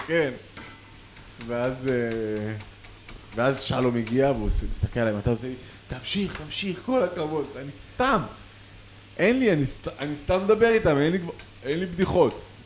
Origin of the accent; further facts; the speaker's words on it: Tel Aviv, Tel Aviv District, Israel; אנחנו מתל אביב